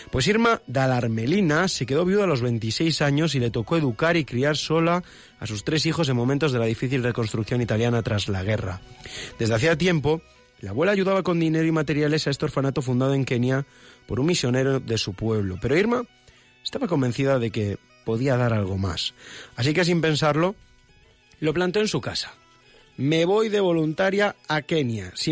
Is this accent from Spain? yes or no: yes; Madrid, Community of Madrid, Spain; Yo soy de Madrid